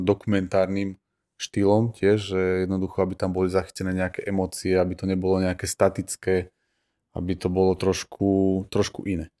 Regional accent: Bánovce nad Bebravou, Trenčín Region, Slovakia; pochádzam z Banoviec a fotím po celom Slovensku

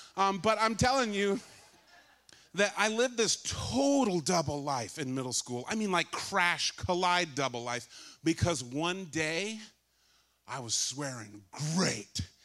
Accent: California, United States; I grew up in California

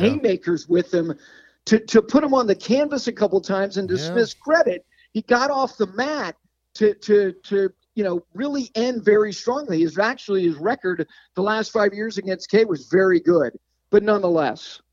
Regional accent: Hickory, North Carolina, United States; I was born in Hickory, North Carolina, Catawba County product

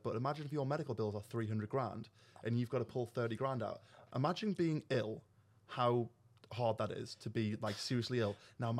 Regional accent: United Kingdom; as a British person

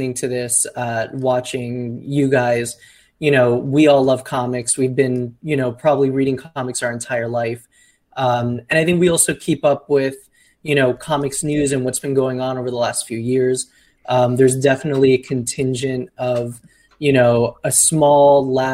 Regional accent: Miami, Florida, United States; I'm from Miami.

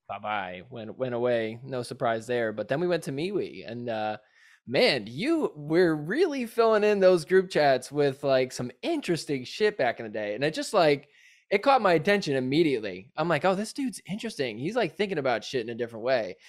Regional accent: New Jersey, United States; now in Los Angeles, United States; I'm from New Jersey, 'cause that's where I'm originally

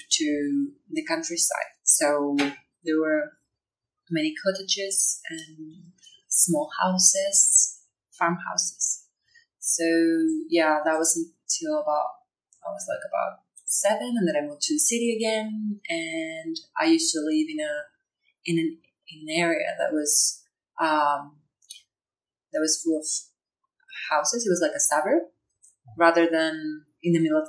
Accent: Chile; English is a second language; now in Darwin, Australia; I'm from Chile, originally. Okay. But I'm living in Darwin at the moment

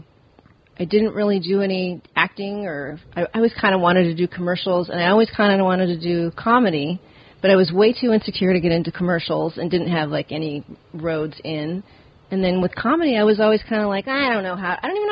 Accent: California, United States; also born or lived in Virginia; I'm from California. Born in Virginia. 6 months later, parents moved to here

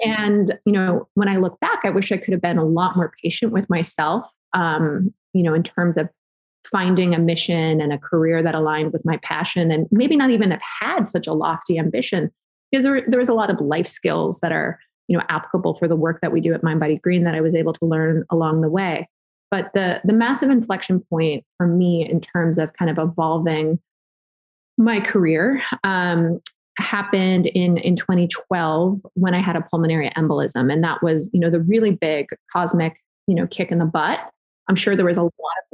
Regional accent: Southern California, United States; moved away; I grew up in Southern California

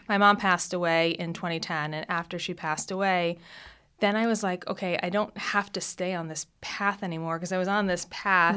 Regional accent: South Shore of Long Island, New York, United States; So my childhood, I grew up on the South Shore of Long Island

